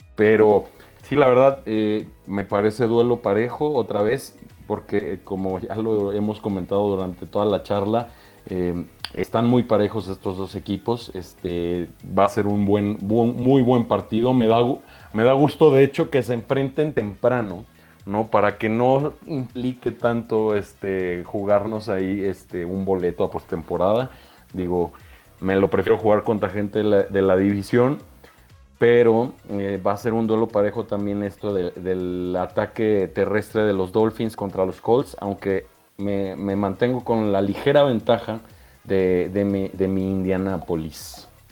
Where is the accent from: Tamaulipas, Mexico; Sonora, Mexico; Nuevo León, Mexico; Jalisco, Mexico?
Nuevo León, Mexico; Monterrey; also born or lived in Guadalajara; now in Mexico City, Mexico; nací en Guadalajara, viví en Monterrey muchos años, entonces prácticamente soy de Monterrey